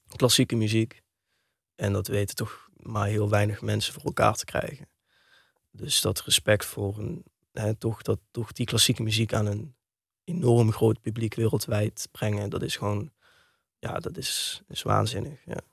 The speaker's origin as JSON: {"language": "Dutch", "town": "Heerlen", "region": "Limburg", "country": "Netherlands", "tie": "born or raised there", "also_born_or_lived": "Kerkrade / Amsterdam / Weesp", "said": "Ik ben geboren in Heerlen"}